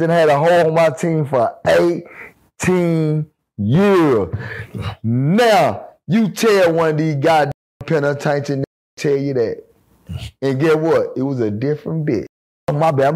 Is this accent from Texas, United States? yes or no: yes; Dallas, Texas, United States; I'm from West Dallas